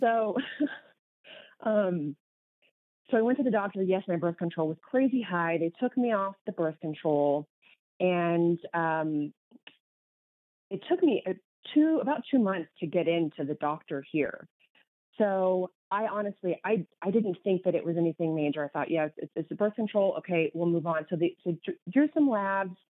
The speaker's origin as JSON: {"language": "English", "region": "Kansas", "country": "United States", "tie": "born or raised there", "also_born_or_lived": "Minneapolis", "moved": "as an adult", "lives_now": "New Mexico, United States", "said": "I am was born and raised in Kansas. So, huge Kansas girl"}